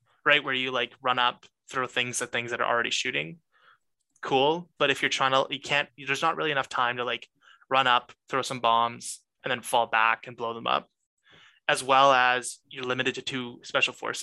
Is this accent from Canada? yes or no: yes; Canada; I am Canadian